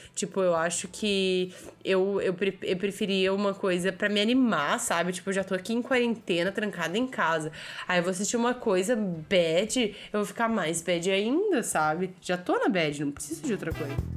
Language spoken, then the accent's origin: Portuguese; Brazil; eu como brasileira que sabia quem era o Celso Portioli